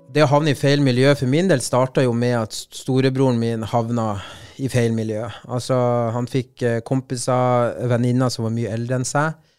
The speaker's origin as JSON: {"language": "Norwegian", "town": "Bodø", "region": "Nordland", "country": "Norway", "tie": "born or raised there", "also_born_or_lived": "Colombia", "said": "Så da satt vi i Solparken hjemme i Bodø utafor posthuset"}